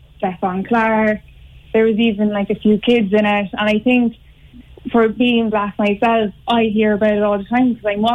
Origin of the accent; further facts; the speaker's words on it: Cork, Munster, Ireland; also born or lived in Limerick; I was born in Limerick, but I did move to Cork like when I was two